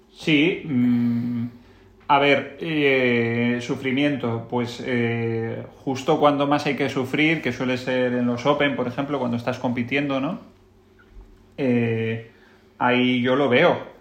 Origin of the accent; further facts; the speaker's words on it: Pamplona, Navarre, Spain; yo nací en Pamplona, de hecho, ¿eh? en Euskal Herria